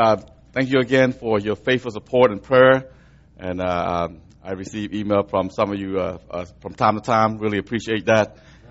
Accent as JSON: {"language": "English", "town": "Atlanta", "region": "Georgia", "country": "United States", "tie": "born or raised there", "moved": "as an adult", "lives_now": "Cambodia", "said": "I was reached by a missionary in Atlanta, okay, and I grew up in the South"}